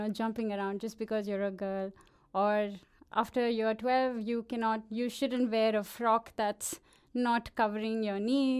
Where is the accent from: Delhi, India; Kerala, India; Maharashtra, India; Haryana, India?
Maharashtra, India; Bhiwandi; I grew up in this small town. My town will be proud that I'm mentioning it on a live radio in Denmark, but it's called Bhiwandi, and okay, it's right outside Mumbai, and it's a small town